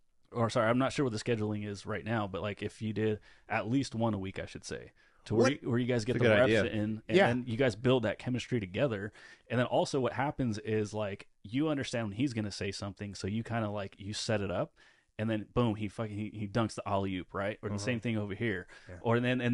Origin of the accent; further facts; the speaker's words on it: California, United States; I'm from Northern California, and so we say like all the time.